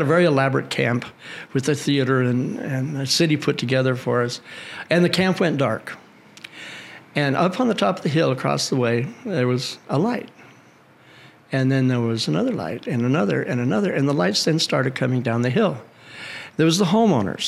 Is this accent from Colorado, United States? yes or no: yes; Colorado, United States; I'm from Colorado, actually.